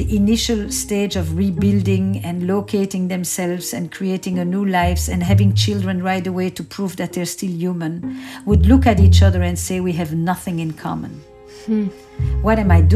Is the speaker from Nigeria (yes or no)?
no; Antwerp, Flanders, Belgium; I grew up in Antwerp, in Belgium